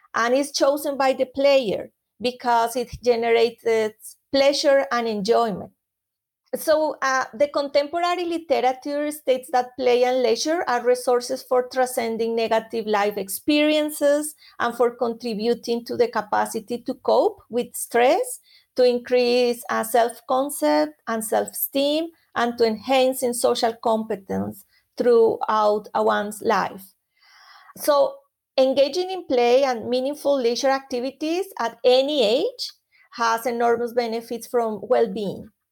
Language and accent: English; Colombia; moved away; I am from Colombia originally